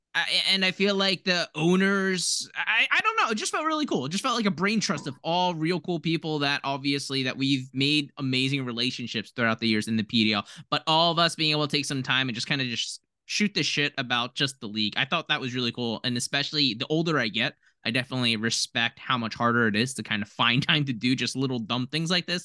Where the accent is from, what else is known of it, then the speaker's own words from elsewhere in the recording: Philadelphia, Pennsylvania, United States; we grew up in, like, Philadelphia